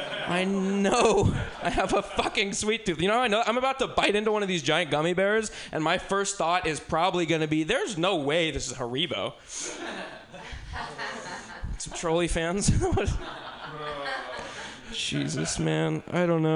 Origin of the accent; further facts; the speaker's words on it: Bay Area, California, United States; moved away; I'm originally from the Bay Area